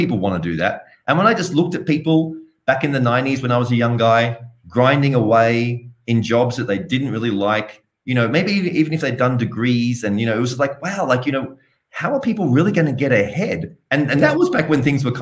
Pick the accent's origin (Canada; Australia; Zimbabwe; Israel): Australia; Sydney, New South Wales; You can tell I have a bit of an accent. So I'm originally from Australia, from Sydney